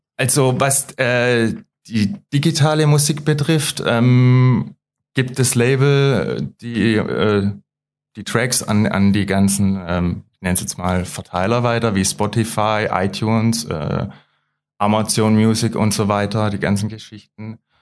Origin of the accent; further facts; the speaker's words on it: Löwenstein, Baden-Württemberg, Germany; Ich komme aus Löwenstein